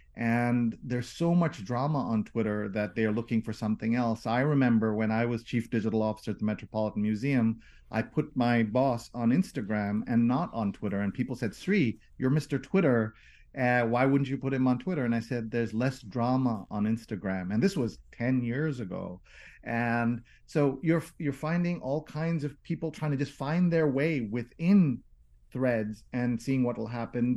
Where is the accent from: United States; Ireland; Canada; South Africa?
United States; New York; I'm a New Yorker